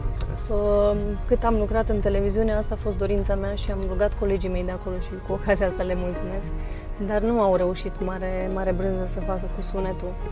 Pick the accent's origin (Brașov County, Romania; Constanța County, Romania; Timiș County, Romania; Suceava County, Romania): Suceava County, Romania; Fălticeni; born there; now in Deva, Romania; au uh, filmat parcursul meu, unde m-am născut, drumul de la Fălticeni la Deva, pe mama mea a intervievat-o, pe câțiva antrenori de la Deva